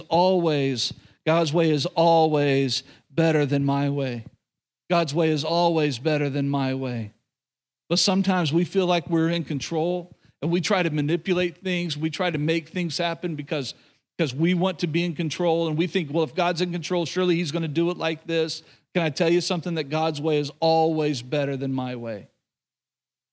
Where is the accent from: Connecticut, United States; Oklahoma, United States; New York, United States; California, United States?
Oklahoma, United States; moved away; growing up in Oklahoma, being around a lot of believers growing up, obviously grew up in the church.